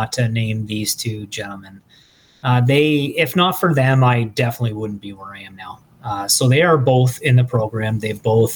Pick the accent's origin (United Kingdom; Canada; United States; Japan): Canada; Thorold, Ontario; I'm from Thorold